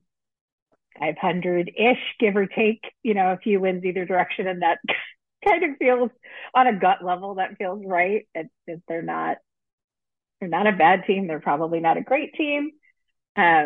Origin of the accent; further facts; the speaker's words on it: Bay Area, California, United States; I grew up in the Bay Area, grew up a Giants fan